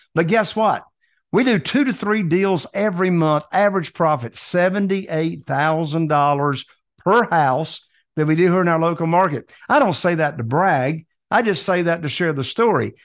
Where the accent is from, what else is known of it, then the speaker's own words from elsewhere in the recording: Morehead City, North Carolina, United States; Right here in Eastern North Carolina, in this little teeny tiny town called Moorhead City, North Carolina.